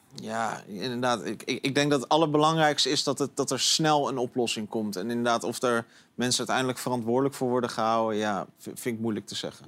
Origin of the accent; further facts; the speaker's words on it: Netherlands; als Nederlander